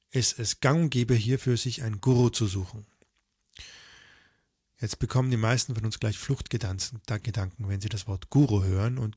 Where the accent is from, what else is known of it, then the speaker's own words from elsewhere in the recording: Tyrol, Austria; ich war ja damals noch auch auf den Tirol, ich komme ja auch aus Tirol.